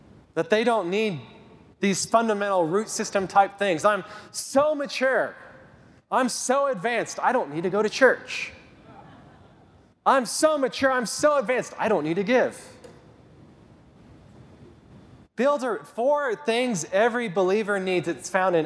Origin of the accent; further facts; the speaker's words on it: Kit Carson, Colorado, United States; I grew up in Kit Carson, Colorado. We didn't move here till I was in ninth grade